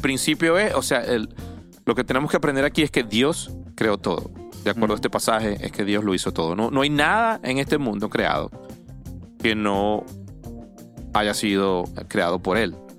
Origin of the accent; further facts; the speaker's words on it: Venezuela; moved away; yo soy de Venezuela, de mi país